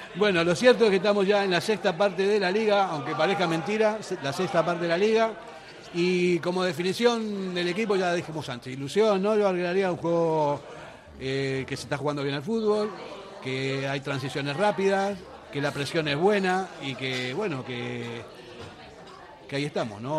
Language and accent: Spanish; Argentina; now in Basque Country, Spain; Llevo 43 años aquí, pero sigo siendo argentino